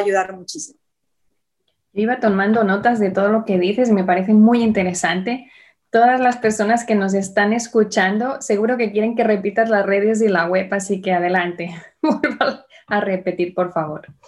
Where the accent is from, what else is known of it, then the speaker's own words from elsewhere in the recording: Barcelona, Catalonia, Spain; now in United States; de donde yo vengo, yo nací en Barcelona